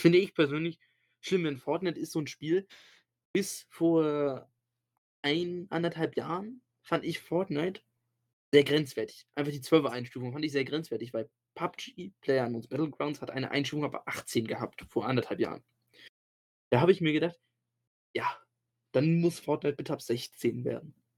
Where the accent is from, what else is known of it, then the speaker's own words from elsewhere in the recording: Germany; bei uns in Deutschland